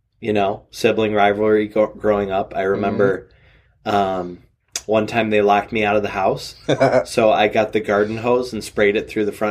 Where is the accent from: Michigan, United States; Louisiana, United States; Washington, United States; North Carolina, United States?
Michigan, United States; Wyandotte; moved away as an adult; also born or lived in Ohio / Jackson, Michigan; I'm actually from Downriver, Detroit, from Wyandotte, Michigan.